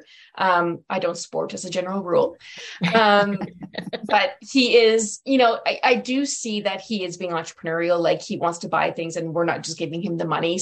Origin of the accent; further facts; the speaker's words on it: Legal, Alberta, Canada; now in Edmonton, Canada; I'm actually from Legale, which is north of Edmonton